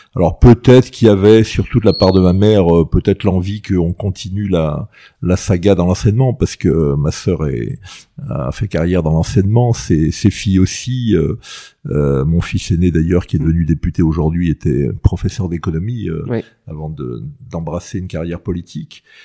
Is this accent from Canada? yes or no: no; Ajaccio, Corsica, France; moved away; also born or lived in Paris; j'ai plutôt un bon souvenir de mon enfance à, à Ajaccio